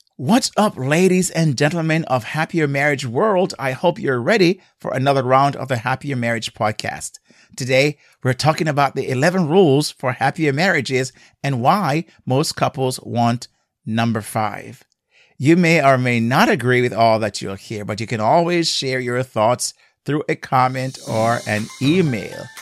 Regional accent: Jamaica; now in United States; growing up in Jamaica, I drove on the left side

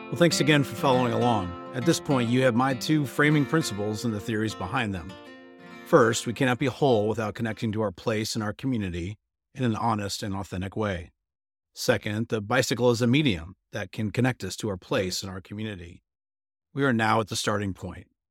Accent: Bentonville, Arkansas, United States; my hometown

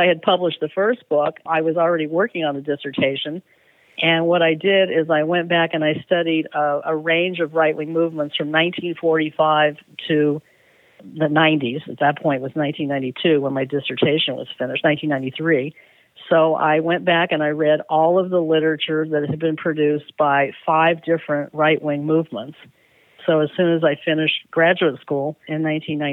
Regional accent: Southern California, United States; moved away as an adult; also born or lived in Bay Area, California; now in Richmond, United States; I grew up in Southern California from age 9 until 18

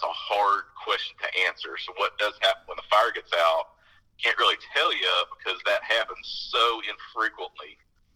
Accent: United States; moved away; I'm from Nebraska, Kansas

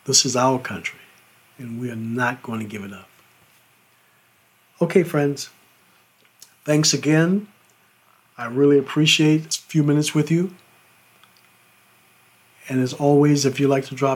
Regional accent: United States; I'm an American

